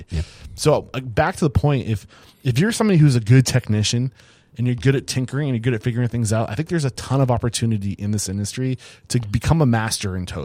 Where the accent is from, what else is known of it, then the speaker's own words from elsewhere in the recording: West Shore, Ontario, Canada; moved away; also born or lived in Toronto / Ottawa; I grew up in West Shore